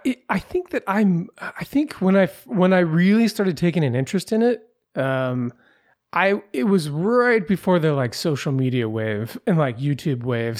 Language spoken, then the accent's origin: English; Pacific Northwest, United States; I grew up in the Pacific Northwest.